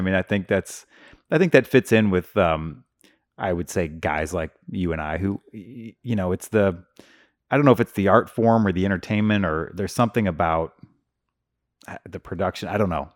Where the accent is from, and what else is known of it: Hazelwood, Missouri, United States; born or raised there